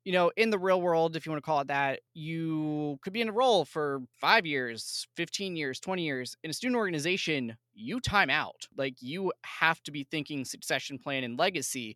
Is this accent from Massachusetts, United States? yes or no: no; outside of Philadelphia, Pennsylvania, United States; I grew up outside of Philly